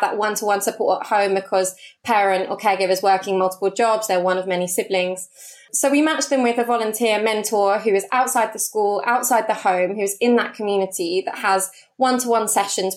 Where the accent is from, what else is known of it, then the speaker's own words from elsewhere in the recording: London, United Kingdom; So I am a born and bred Londoner, first and foremost. I grew up in Hounslow, West London